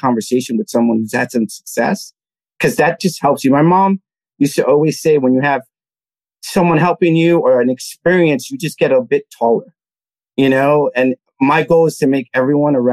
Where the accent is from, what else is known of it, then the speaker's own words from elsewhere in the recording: New York City, New York, United States; I grew up in the Lower East Side of Manhattan, Alphabet City